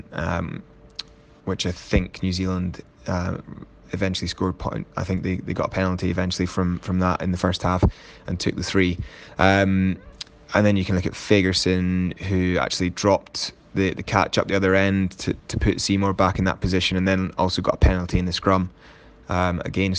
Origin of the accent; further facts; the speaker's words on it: Scotland, United Kingdom; as a Scottish fan